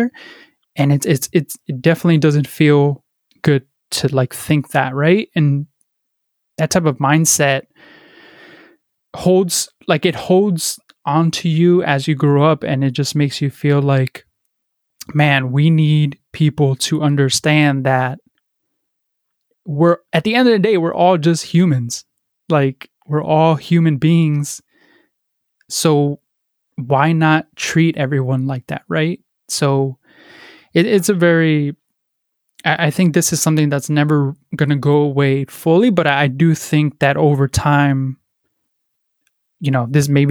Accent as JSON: {"language": "English", "town": "Paterson", "region": "New Jersey", "country": "United States", "tie": "born or raised there", "said": "I grew up in Paterson, New Jersey, a very, impoverished city"}